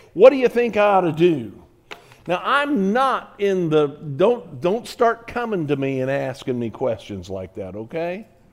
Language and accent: English; United States; I'm American